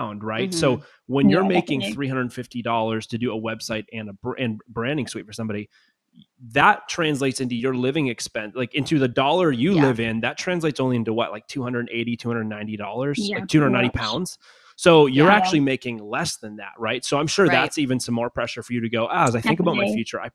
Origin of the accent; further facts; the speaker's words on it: Canada; now in United States; not being an American, I'm from Canada, but living in America now